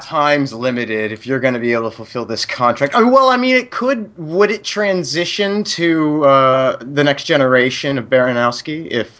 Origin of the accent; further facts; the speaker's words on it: Pennsylvania, United States; moved away; also born or lived in Phoenix, Arizona; i come from a crappy place in pennsylvania that thinks it's far more important than it actually is